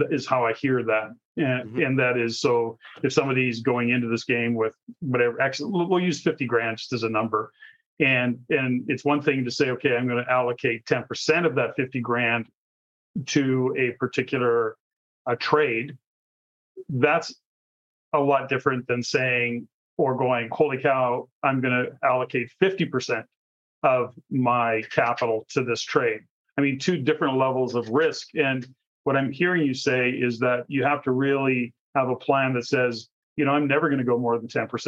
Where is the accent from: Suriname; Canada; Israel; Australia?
Canada; as a Canadian